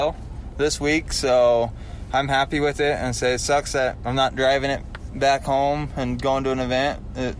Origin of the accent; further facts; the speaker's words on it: Idaho, United States; I'm in Idaho.